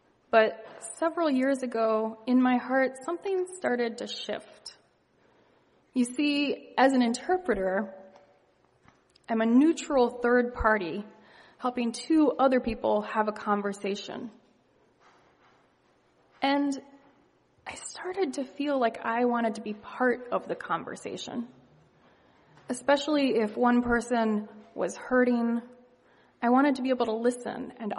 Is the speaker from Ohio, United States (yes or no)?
yes; Ohio, United States; moved away as an adult; now in Boston, United States; I was raised in Ohio, and I moved to Boston for college about almost 20 years ago